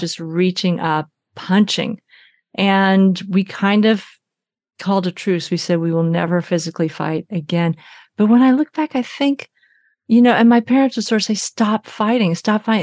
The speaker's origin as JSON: {"language": "English", "region": "Arkansas", "country": "United States", "tie": "born or raised there", "moved": "yes", "lives_now": "Oakland, United States", "said": "I was born in Arkansas in a Florence Crittenden home"}